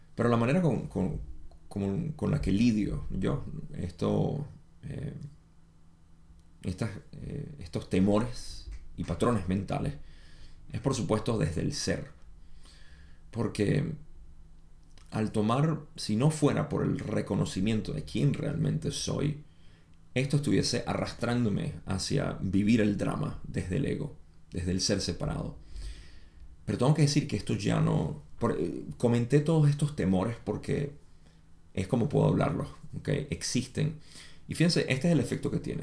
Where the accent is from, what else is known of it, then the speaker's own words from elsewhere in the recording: Venezuela; moved away as an adult; now in United States; yo, aunque nací en los Estados Unidos, me crié en Venezuela desde los 5 años hasta los 23 que me vine de nuevo